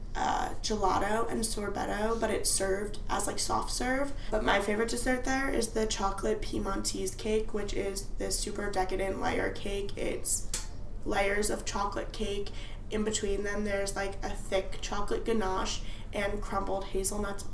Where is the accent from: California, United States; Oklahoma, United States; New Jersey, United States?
New Jersey, United States; now in Washington, D.C., United States; I'm from New Jersey